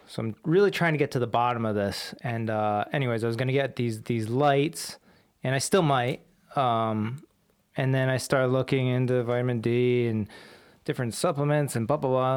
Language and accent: English; Warwick, Rhode Island, United States; my high school out here was Pilgrim High School